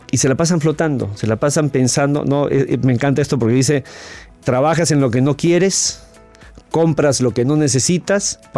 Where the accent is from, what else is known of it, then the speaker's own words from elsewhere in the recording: Sonora, Mexico; now in Madison, United States; soy originaria de México, del estado de Sonora, pero tengo 20 años viviendo en los Estados Unidos, en Madison, Wisconsin.